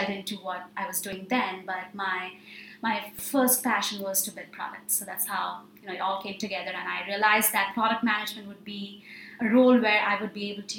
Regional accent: India; moved away as an adult; now in Chicago, United States; I'm from India, and I did my undergrad

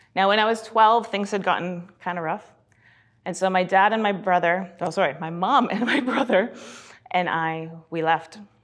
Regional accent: British Columbia, Canada; also born or lived in Kelowna, British Columbia / Sylvan Lake, Alberta / Red Deer, Alberta / Edmonton, Alberta; when we were eight, we moved out to B C

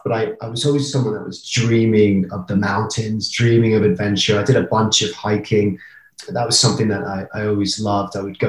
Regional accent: Brighton, South East England, United Kingdom; accent: English; moved away as an adult; also born or lived in United States; now in Colorado, United States; Right in England, yeah, south coast of England. I was born in the States. My mom's American. She's from Queens, New York, and we moved over when I was really little, hence the accent.

